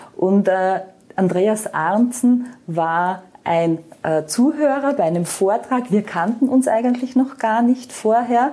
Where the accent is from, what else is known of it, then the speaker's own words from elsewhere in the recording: Austria; moved away as an adult; also born or lived in Vienna; now in Baierbrunn, Germany; ich bin gebürtige Österreicherin, wie man hört